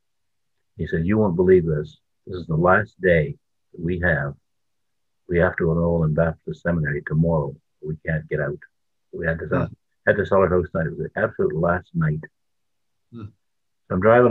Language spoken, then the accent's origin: English; New Brunswick, Canada; now in Ontario, Canada; I was born in New Brunswick, the most beautiful province in Canada